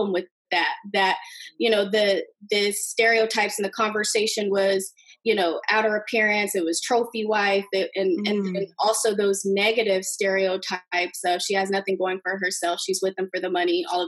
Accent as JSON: {"language": "English", "town": "Bloomington", "region": "Indiana", "country": "United States", "tie": "born or raised there", "said": "growing up in Bloomington, Indiana, female basketball players, we were treated a little bit differently"}